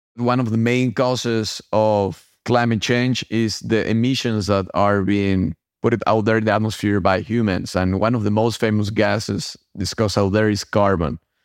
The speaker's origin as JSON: {"language": "English", "country": "Mexico", "moved": "yes", "said": "I'm originally from Mexico, and that's where I started my underwater adventures"}